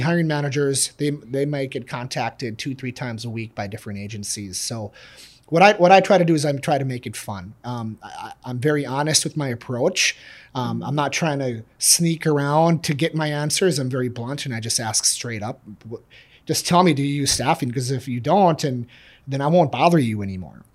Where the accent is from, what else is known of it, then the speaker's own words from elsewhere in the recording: Bloomington, Minnesota, United States; now in Shoreview, United States; I'm, I'm from Bloomington, living in Shoreview.